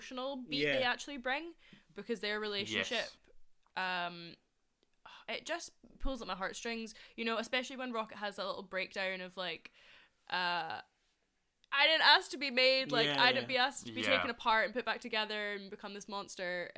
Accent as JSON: {"language": "English", "region": "Scotland", "country": "United Kingdom", "said": "as Scottish people"}